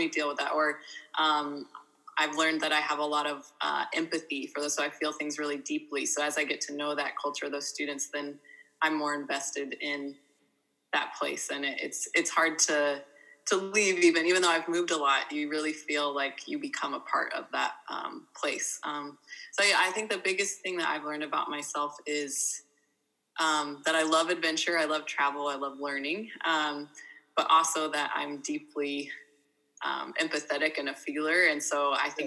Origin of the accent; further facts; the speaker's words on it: Guam; I grew up in Guam from middle school on, from eighth grade on.